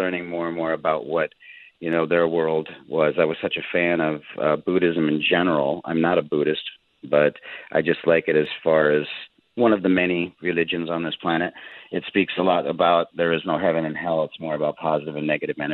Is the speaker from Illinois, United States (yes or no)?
no; South Dakota, United States; moved away; also born or lived in Jerusalem; I grew up Catholic in South Dakota, going to church every Sunday